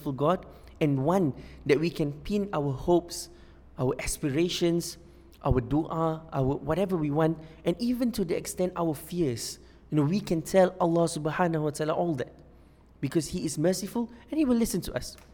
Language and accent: English; Singapore; I'm from Singapore